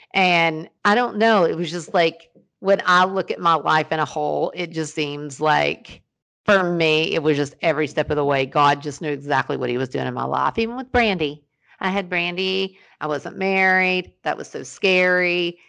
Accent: Ashland, Kentucky, United States; born there; And the fact that I was born in Ashland, Kentucky, and just handed to my mom and dad

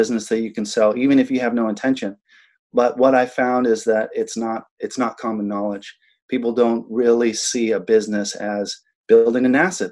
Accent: Big Island of Hawaii, United States; also born or lived in Molokai, Hawaii; I was raised on the Big Island of Hawaii

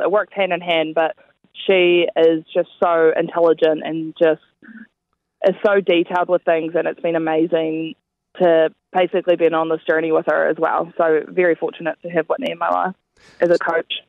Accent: New Zealand; we're all over from New Zealand

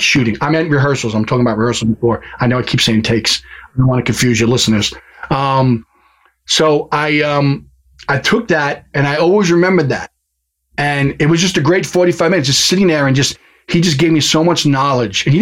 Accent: New York, United States; as a New Yorker, and I'm sure you can tell right now, the way I talk is I had a tendency to talk really, really fast.

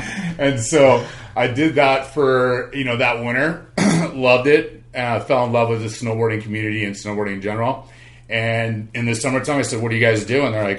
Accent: California, United States; Well, I grew up in Southern California, and I grew up surfing pretty much just like every kid

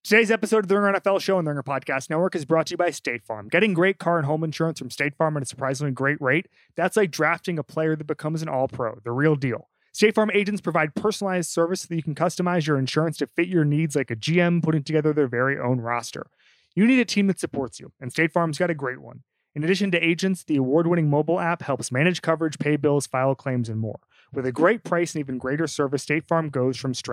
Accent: Florida, United States; I went to Miami. I'm from Florida.

